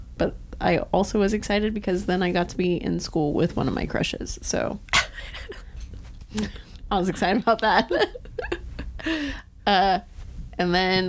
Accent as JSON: {"language": "English", "town": "Tacoma", "region": "Washington", "country": "United States", "tie": "born or raised there", "said": "I moved from North Tacoma to Northeast Tacoma in sixth grade."}